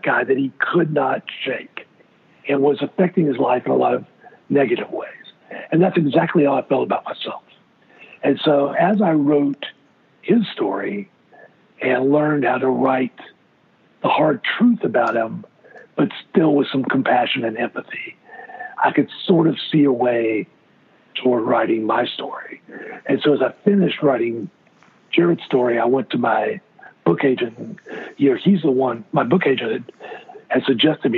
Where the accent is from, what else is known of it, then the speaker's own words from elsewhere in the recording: Brunswick, Georgia, United States; moved away as an adult; also born or lived in St. Simons, Georgia; now in Charlotte, United States; I grew up in South Georgia on the coast, Brunswick, Georgia